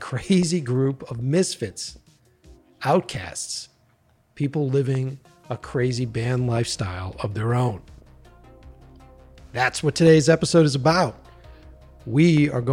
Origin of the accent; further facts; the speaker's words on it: Boston, Massachusetts, United States; where I grew up in Boston